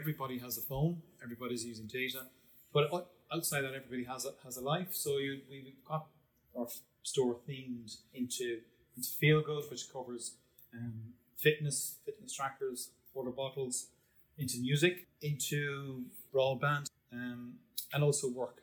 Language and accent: English; East Cork, Munster, Ireland; I'm from Cork originally. I grew up in a large family in East Cork, in a place called Glanthone